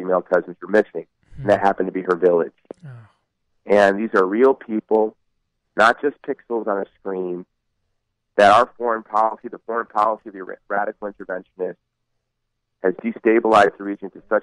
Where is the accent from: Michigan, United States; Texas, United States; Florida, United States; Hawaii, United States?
Hawaii, United States; Honolulu; my hometown, Honolulu, Hawaii.